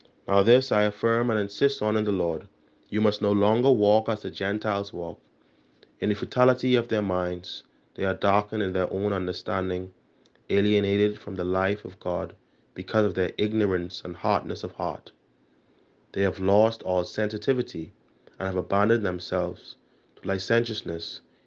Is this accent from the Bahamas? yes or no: yes; Nassau, New Providence, Bahamas; moved away as an adult; now in Barbados; I am from the Parish of St. Gregory the Great, located on Carmichael Road, New Providence.